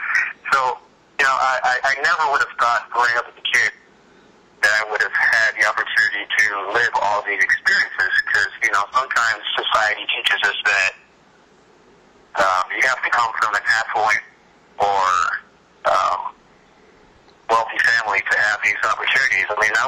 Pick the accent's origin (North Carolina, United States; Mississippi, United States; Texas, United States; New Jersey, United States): North Carolina, United States; also born or lived in Fayetteville, North Carolina / Puerto Rico; now in Florida, United States; being truly a Puerto Rican and all that, and all of which that entails, to the experience of growing up in North Carolina.